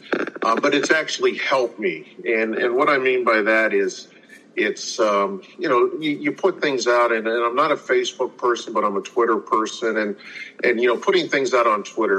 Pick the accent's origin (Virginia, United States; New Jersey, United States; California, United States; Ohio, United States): Ohio, United States; Youngstown; I grew up in the Youngstown area, so I have not had to leave home